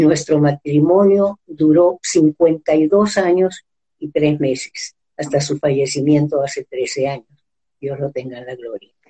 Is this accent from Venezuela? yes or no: yes; San Cristóbal, Táchira, Venezuela; moved away as an adult; also born or lived in Peru / Mexico City, Mexico; Nací en San Cristóbal, estado Táchira, un 7 de octubre de 1937